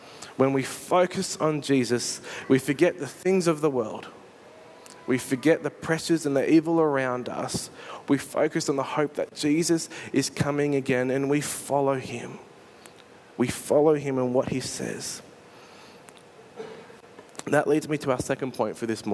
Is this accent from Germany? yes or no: no; Australia; I'm pretty sure I'm Australian